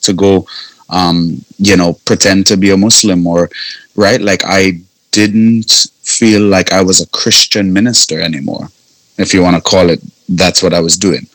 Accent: Trinidad & Tobago; moved away; also born or lived in Canada; I'm from the Caribbean

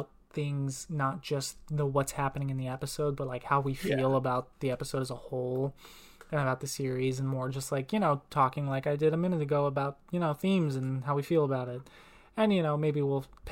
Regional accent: Tahlequah, Oklahoma, United States; born or raised there; moved away as an adult

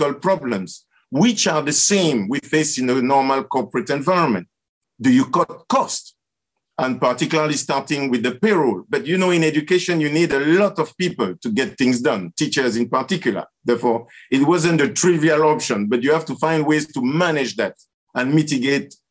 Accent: Cameroon; moved away; also born or lived in Canada / Latin America; I was born in Cameroon

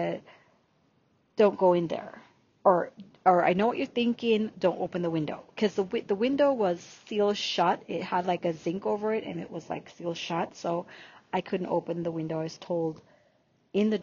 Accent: Jamaica; accent: Jamaican; first language Jamaican Patois; English is a second language; moved away as an adult; So I was born in Jamaica, Yemen. So yes, even though you don't hear my Jamaican accent, I can definitely use my Jamaican accent while I'm doing this recording.

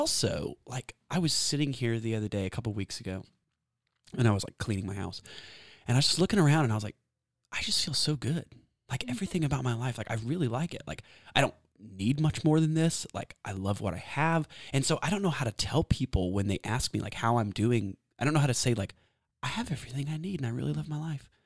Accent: Texas, United States; also born or lived in Washington State; I was born and raised in Texas

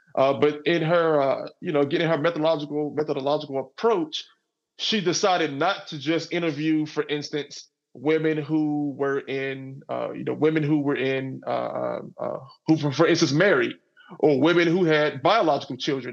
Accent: Garland, Texas, United States; I grew up in in in Garland, Texas, which is a suburb of Dallas. So I grew up in I grew up in the South

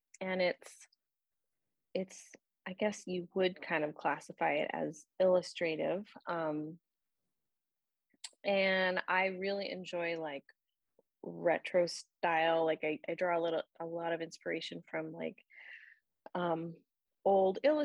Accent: Orange County, Southern California, United States; now in Atlanta, United States; I'm actually from Southern California, and so I grew up in Orange County, just outside of Los Angeles, which to me was large

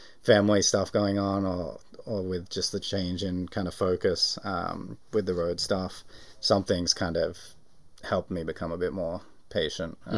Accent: Australia; moved away; I'm an Australian citizen still

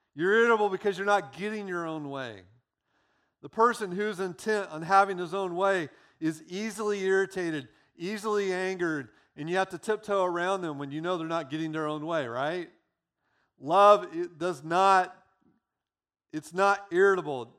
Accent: United States; being American

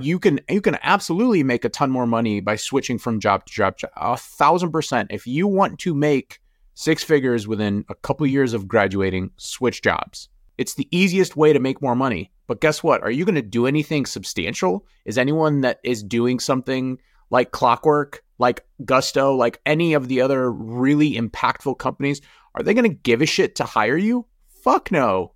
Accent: United States; also born or lived in Jordan; Growing up in America

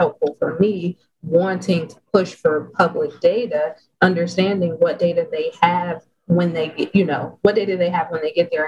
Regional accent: Detroit, Michigan, United States; I'm from Detroit

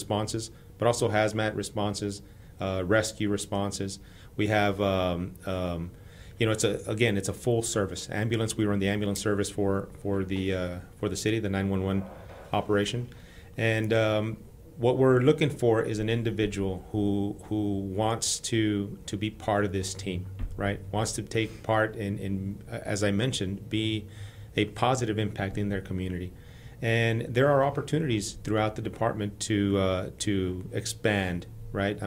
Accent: El Paso, Texas, United States; moved away as an adult; now in Houston, United States; the community where I grew up in El Paso

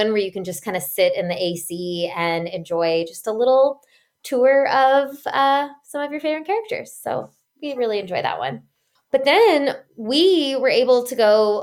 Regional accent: Texas, United States; as a Texan

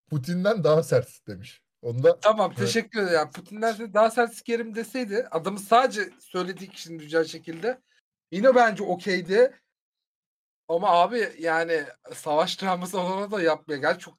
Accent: Turkey; Hayır abi ben Tatar değilim, Türk'üm diyorum.

